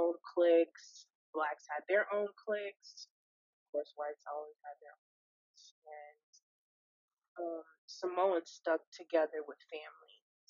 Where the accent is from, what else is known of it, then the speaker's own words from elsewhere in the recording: South Carolina, United States; born there; because I was born in South Carolina and we used to be stationed there.